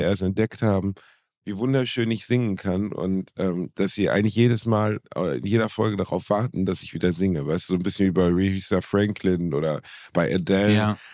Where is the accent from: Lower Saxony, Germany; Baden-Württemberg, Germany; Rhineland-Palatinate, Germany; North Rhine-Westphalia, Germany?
North Rhine-Westphalia, Germany; Gelsenkirchen; Ich habe gestern Abend in meiner Heimatstadt Gelsenkirchen im Musiktheater gespielt